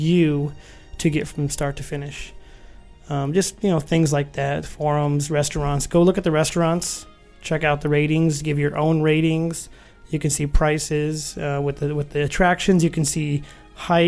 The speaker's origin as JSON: {"language": "English", "town": "Phoenix", "region": "Arizona", "country": "United States", "said": "We are from Phoenix, Arizona"}